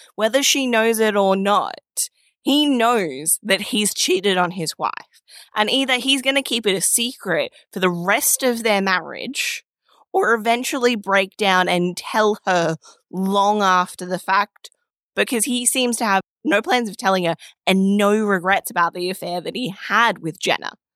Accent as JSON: {"language": "English", "country": "Australia", "said": "as an Australian."}